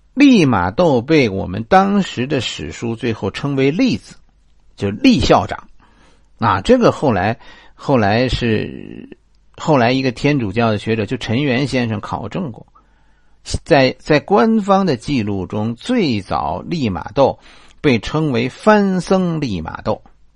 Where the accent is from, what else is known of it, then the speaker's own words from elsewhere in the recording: China; 我们中国人把一个人叫子